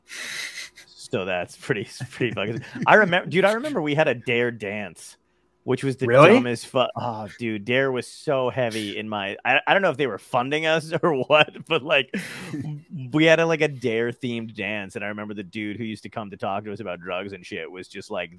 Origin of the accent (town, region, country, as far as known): Seaside Heights, New Jersey, United States; born or raised there; also born or lived in Brooklyn, New York / Arizona